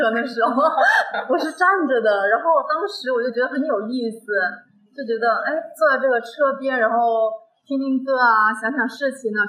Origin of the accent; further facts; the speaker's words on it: Guangdong, China; 对，我是广东的。